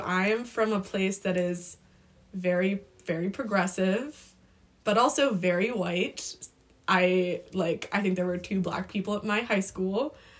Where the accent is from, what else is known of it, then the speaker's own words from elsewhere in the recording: Vermont, United States; moved away as an adult; now in St Andrews, United Kingdom; if I say I'm from Vermont, people are like, what is that?